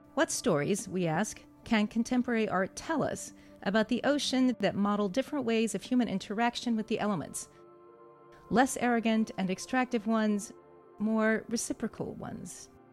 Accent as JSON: {"language": "English", "town": "Santa Fe", "region": "New Mexico", "country": "United States", "tie": "born or raised there", "said": "I grew up in Santa Fe, New Mexico"}